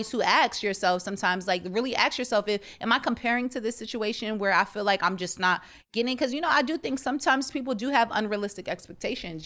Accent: United States; also born or lived in Jamaica / Trinidad and Tobago; I grew up in America for the most part

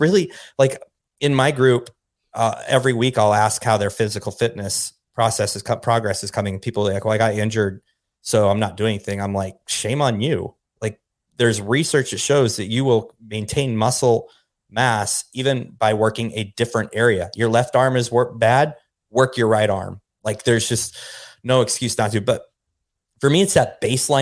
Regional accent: Pacific Northwest, United States; now in Dallas, United States; I'm from the Pacific Northwest, you know, right, in the Cascade Mountains

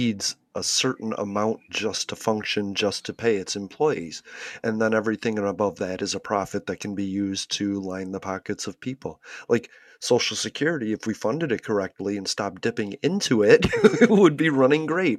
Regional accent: United States; as an American

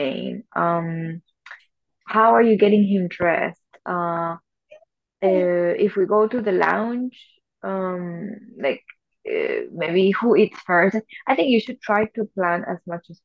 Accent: Venezuela; also born or lived in Germany; now in Singapore; I'm from Venezuela

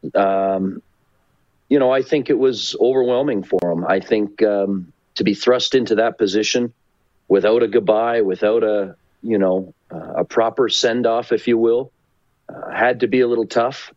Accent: Port Dover, Ontario, Canada; now in Calgary, Canada; Southern Ontario, my hometown. We are on the shores of Lake Erie in a great little town of Port Dover, Port Ryerson

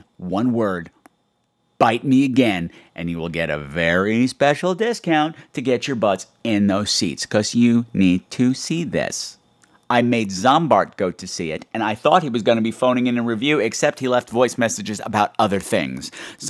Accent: New York City, New York, United States; it would not be Halloween season in New York City without a trip to one of my hometown's famous haunted houses.

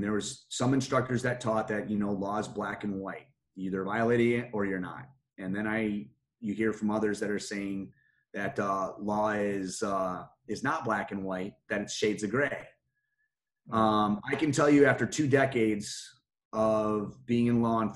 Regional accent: just outside of Detroit, Michigan, United States; now in Pima County, Arizona, United States; Where I grew up was just outside of Detroit, Michigan.

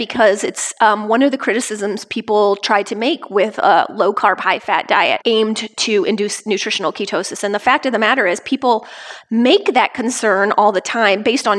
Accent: Lafayette, Indiana, United States; Of Lafayette and West Lafayette, Indiana, where everybody is doing low carb.

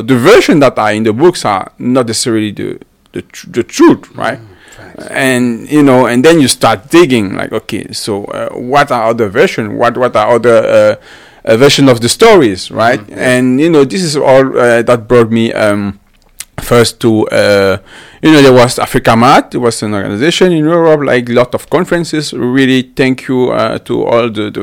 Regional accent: Cameroon; moved away as an adult; also born or lived in Germany; now in Canada; I'm coming from Cameroon. Like I was born and raised in Cameroon

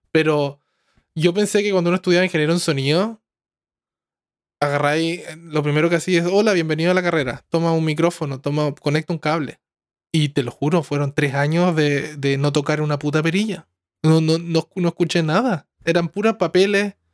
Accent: Chile; also born or lived in Santiago; somos de Chile

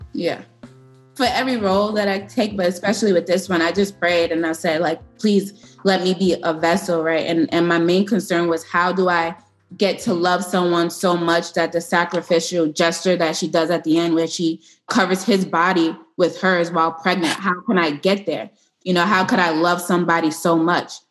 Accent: New York City, New York, United States; I'm from East New York and I went to high school in Brownsville

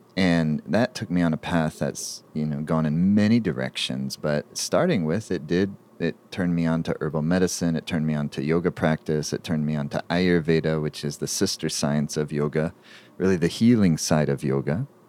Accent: Southeastern United States, United States; I was growing up in the Southeastern United States

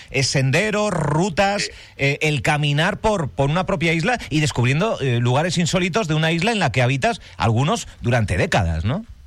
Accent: Galicia, Spain; moved away as an adult; now in Fuerteventura, Spain; Yo soy gallego

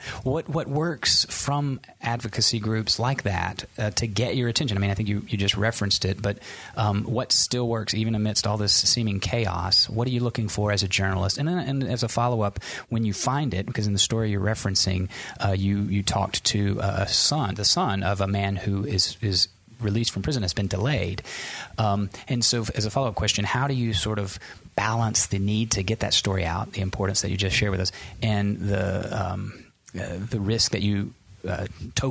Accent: Tennessee, United States; I'm from Tennessee

